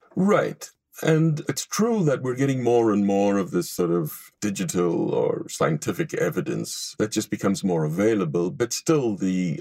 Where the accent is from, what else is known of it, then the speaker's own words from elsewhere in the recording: Israel; moved away as an adult; now in Los Angeles, United States; I grew up in Israel and I was educated um, Tel Aviv University before coming to the United States